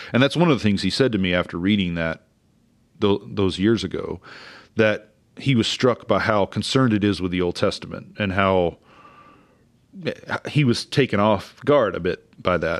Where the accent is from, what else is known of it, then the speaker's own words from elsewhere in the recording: Oklahoma, United States; I grew up in Oklahoma in a independent Pentecostal church